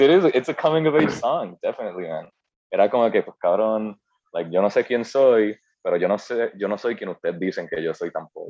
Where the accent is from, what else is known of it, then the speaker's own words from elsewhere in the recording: Puerto Rico; Aunque yo había nacido aquí, o sea, para mí yo como que no, yo soy puertorriqueño